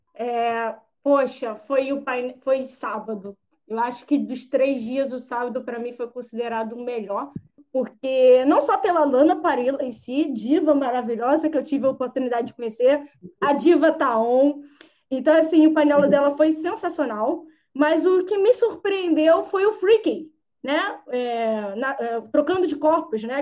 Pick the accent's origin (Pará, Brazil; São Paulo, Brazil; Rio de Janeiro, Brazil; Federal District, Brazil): Rio de Janeiro, Brazil; eu sou do Rio